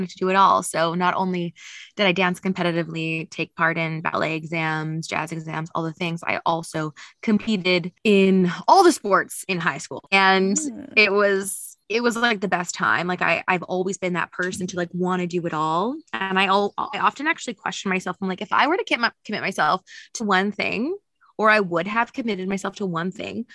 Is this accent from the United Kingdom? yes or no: no; Saskatoon, Saskatchewan, Canada; moved away; also born or lived in Australia; I'm born and raised in Saskatoon, Saskatchewan